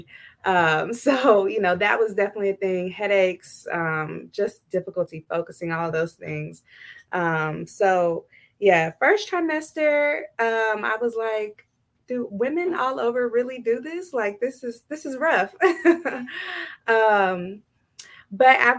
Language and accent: English; Texas, United States; moved away as an adult; now in Ohio, United States; I am originally from Texas, moved to Ohio in 2014